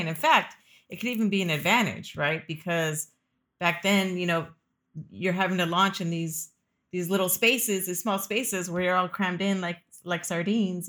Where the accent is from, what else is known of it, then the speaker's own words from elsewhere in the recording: California, United States; moved away as an adult; also born or lived in Florida; I grew up in California